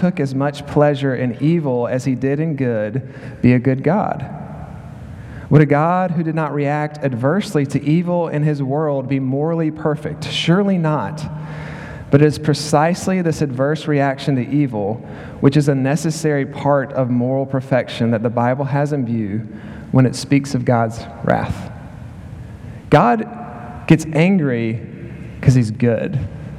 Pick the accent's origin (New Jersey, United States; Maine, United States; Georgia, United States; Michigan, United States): Georgia, United States; Macon; moved away as an adult; also born or lived in Philadelphia, Pennsylvania / Clarksville, Tennessee; now in Arkansas, United States; I'm from Macon, Georgia